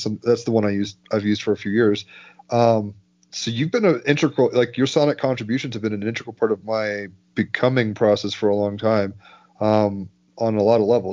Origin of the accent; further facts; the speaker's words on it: Summit, New Jersey, United States; I was born in Overlook Hospital in Summit, New Jersey